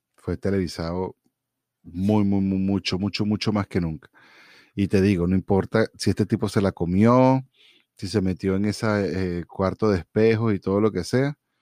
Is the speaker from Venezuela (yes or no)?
yes; Venezuela; moved away as an adult; now in United States; cuando yo me fui de Venezuela